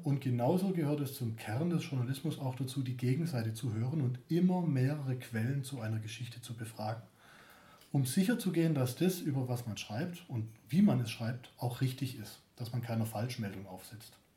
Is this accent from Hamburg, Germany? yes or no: no; Stuttgart, Baden-Württemberg, Germany; accent: Stuttgarterisch; Ich komme von hier.